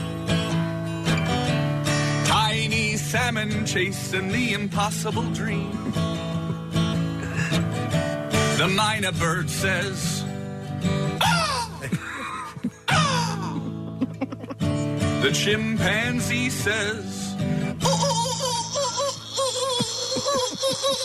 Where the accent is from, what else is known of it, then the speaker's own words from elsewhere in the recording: Canada; I'm Canadian